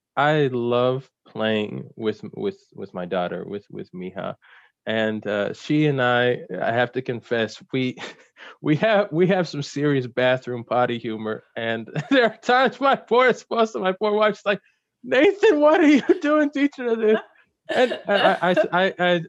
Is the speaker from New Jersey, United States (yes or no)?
yes; New Jersey, United States; also born or lived in South Carolina / Philadelphia; especially in New Jersey, where I spent most of my childhood. I was born in South Carolina. We moved and lived in Philly for a little bit, but then we more or less settled in New Jersey